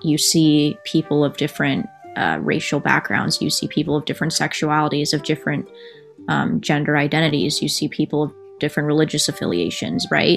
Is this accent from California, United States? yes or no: yes; Central Valley, California, United States; growing up in the Central Valley